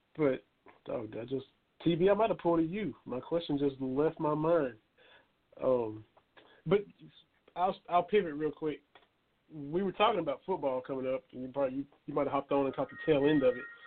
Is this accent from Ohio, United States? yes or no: no; Kentucky, United States; now in Morristown, United States; we're from Kentucky